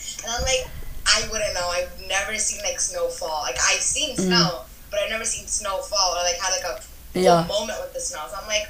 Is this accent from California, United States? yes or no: yes; California, United States; I was actually born in California, so I didn't really move anywhere. I was like born and raised in California itself.